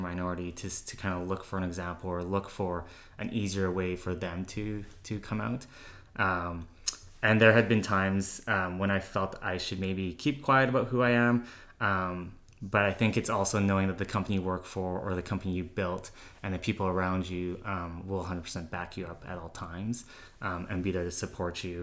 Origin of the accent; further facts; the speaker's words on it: Calgary, Alberta, Canada; born and raised in Calgary.